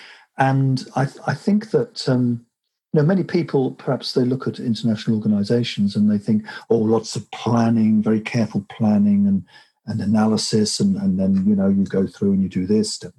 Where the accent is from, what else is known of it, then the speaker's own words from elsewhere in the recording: England, United Kingdom; I'm English